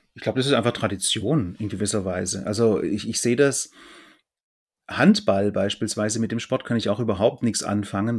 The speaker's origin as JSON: {"language": "German", "town": "Fellbach", "region": "Baden-Württemberg", "country": "Germany", "also_born_or_lived": "Gießen", "moved": "yes", "said": "bei uns, wo ich herkomme, Fellbach war so ein Hotspot"}